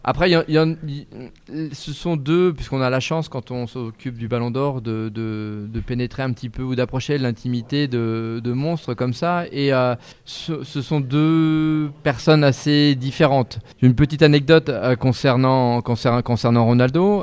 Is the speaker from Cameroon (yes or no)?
no; France; quand on est français